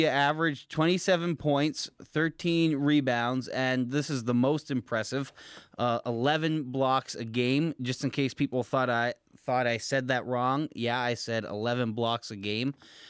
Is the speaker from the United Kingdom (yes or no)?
no; New Brunswick, Canada; I guess I'm Canadian, and I've never heard of Houston, British Columbia, but I'm going to give myself some slack since I'm from New Brunswick and not British Columbia.